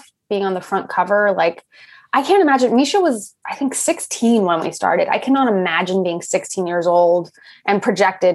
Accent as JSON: {"language": "English", "town": "Los Angeles", "region": "California", "country": "United States", "tie": "born or raised there", "said": "I grew up in Los Angeles"}